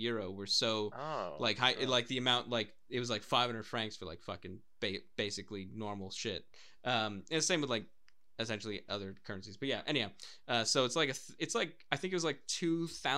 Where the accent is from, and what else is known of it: United States; born or raised there; moved away as an adult; also born or lived in Wales; now in Cardiff, United Kingdom